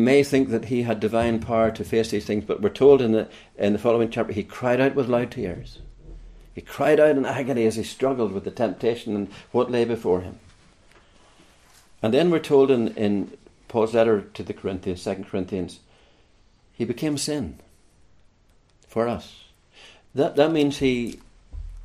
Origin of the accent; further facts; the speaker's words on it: Larne, Northern Ireland, United Kingdom; moved away as an adult; also born or lived in Kilkenny; now in Ireland; I come from Northern Ireland, as my accent gives me away, from around the Larne area, County Antrim area. And at around the age of 37, I moved south.